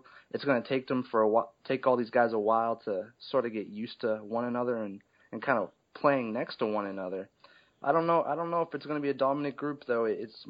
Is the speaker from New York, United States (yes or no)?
no; Derry, New Hampshire, United States; now in Boston, United States; Yeah, I'm originally from Derry, New Hampshire.